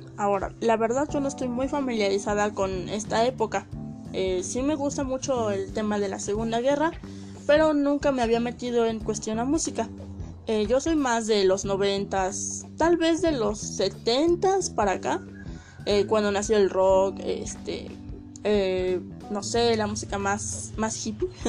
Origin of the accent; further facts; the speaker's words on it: Mexico; soy de México